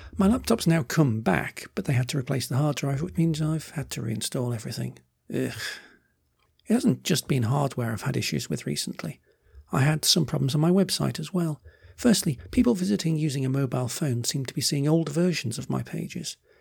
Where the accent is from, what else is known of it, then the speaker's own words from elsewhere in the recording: United Kingdom; I'm British